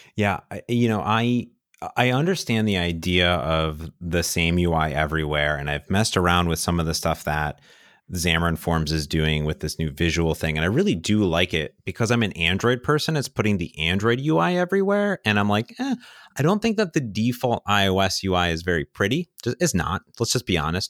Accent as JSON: {"language": "English", "region": "Midwest", "country": "United States", "moved": "yes", "said": "I come from the Midwest."}